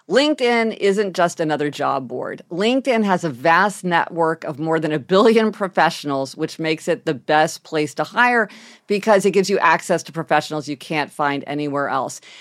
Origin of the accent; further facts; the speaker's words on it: Kansas City, Missouri, United States; We didn't eat sushi growing up in Kansas City